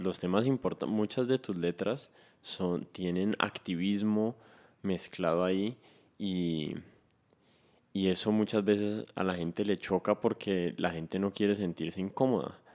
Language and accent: Spanish; Cali, Valle del Cauca, Colombia; yo me siento caleño, así las demás personas no me vean caleño